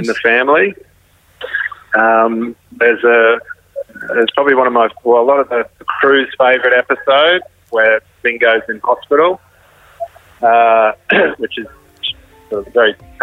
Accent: North Queensland, Australia; also born or lived in Brisbane; I was sort of born out west and I grew up in North Queensland and then lived in Brisbane

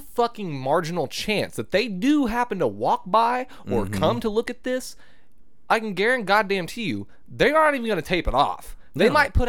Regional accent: Shawnee, Oklahoma, United States; I grew up in Shawnee.

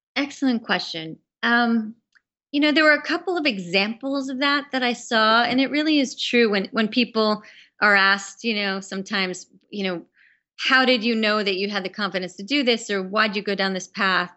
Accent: New York, United States; being a New Yorker

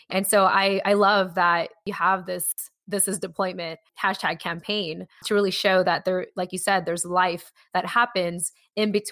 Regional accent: Japan; born there; I was a military child with immigrant parents from the Philippines that was born in Japan.

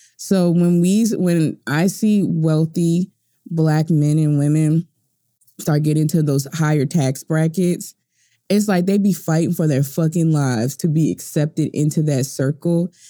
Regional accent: United States; I'm an American

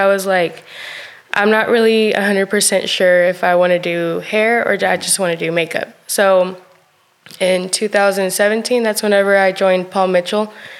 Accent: Chihuahua, Mexico; They actually had their own estética, their own beauty shop over there in Chihuahua. I'm from Chihuahua.

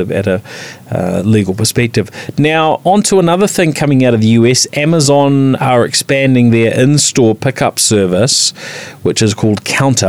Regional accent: New Zealand; as a Kiwi

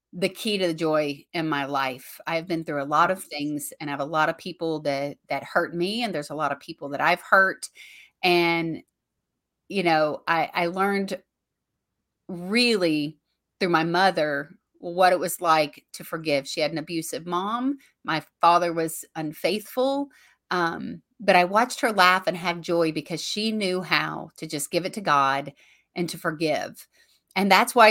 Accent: Bowling Green, Kentucky, United States; to be able to do a show here in my hometown with him

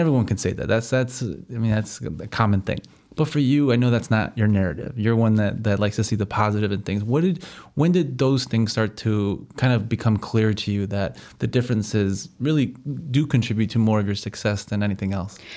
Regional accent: United States; I'm from here, I was born and raised here

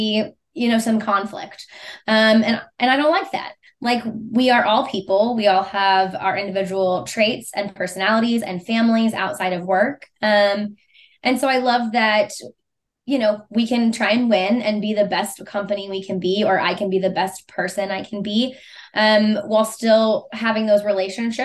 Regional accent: Missouri, United States; I was born and raised in Missouri. I lived outside of the state for 5 months, one time in college on an internship.

